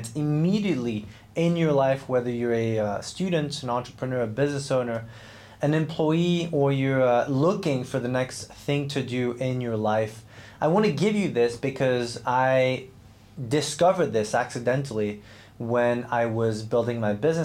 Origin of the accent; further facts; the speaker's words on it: Switzerland; I grew up in Switzerland, trained as a professional athlete